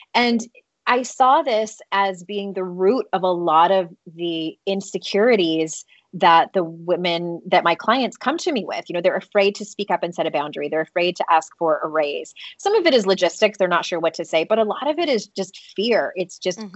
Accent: United States; I grew up in the United States

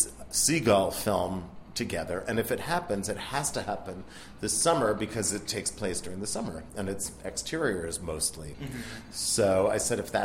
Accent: Rockville, Maryland, United States; I'm from Rockville, Maryland

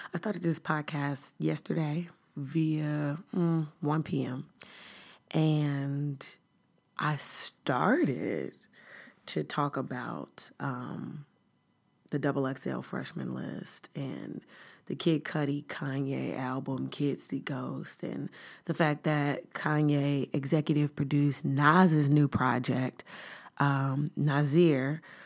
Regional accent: Chicago, Illinois, United States; I'm from the South Side of Chicago

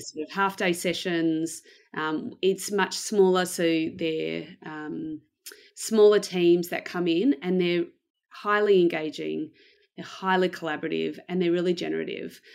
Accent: Melbourne, Victoria, Australia; I am from Melbourne in Australia. Uh, I was born here, um, and I've lived here basically most of my life.

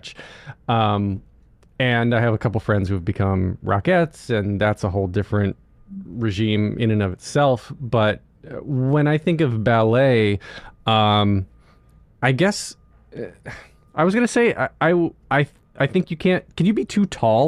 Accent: North Carolina, United States; moved away; when I grew up in North Carolina, or where I learned, went to high school in North Carolina

